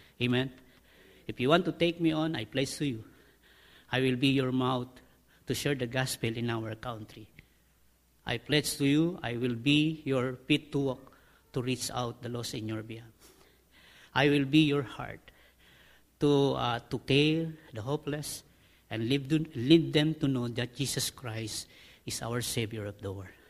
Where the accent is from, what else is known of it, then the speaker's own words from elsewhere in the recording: Philippines; I am a Filipino